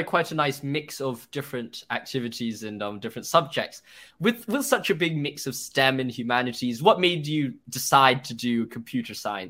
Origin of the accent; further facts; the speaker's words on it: Hong Kong; we grew up together in Hong Kong.